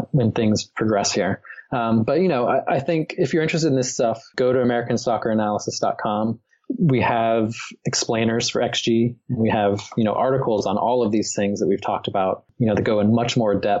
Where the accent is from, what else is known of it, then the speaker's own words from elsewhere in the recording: Columbus, Ohio, United States; I grew up in Columbus